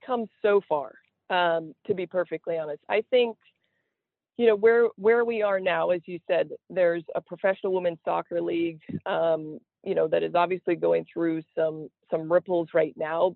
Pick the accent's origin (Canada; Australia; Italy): Canada; Niagara Falls, Ontario; moved away as an adult; also born or lived in Alabama / Charleston, Illinois; me growing up in southern ontario uh, the niagara falls area